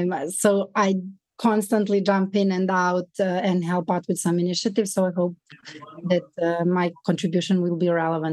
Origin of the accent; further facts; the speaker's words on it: Belgrade, Serbia; I come from Belgrade.